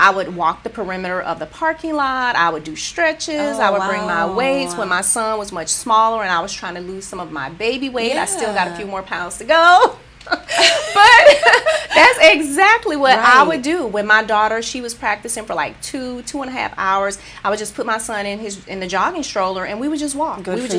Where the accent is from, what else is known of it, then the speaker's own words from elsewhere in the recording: Rochester, United States; now in San Jose, United States; Oh, it's my hometown. I understand.